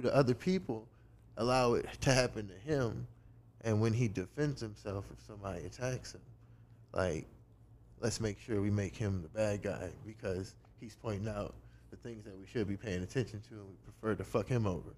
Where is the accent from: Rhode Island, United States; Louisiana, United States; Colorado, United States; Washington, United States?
Louisiana, United States; New Orleans; moved away as an adult; also born or lived in Houma, Louisiana; I'm from New Orleans